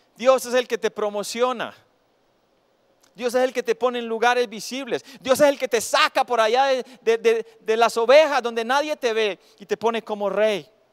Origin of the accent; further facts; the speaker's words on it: Cisneros, Antioquia, Colombia; moved away; cuando vivía en Cisneros, mi tierra natal